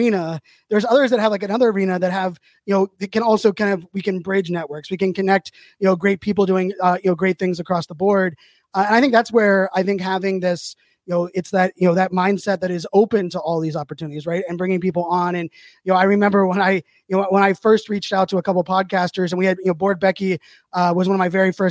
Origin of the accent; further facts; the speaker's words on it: Pittsburgh, Pennsylvania, United States; I was born and raised in Pittsburgh.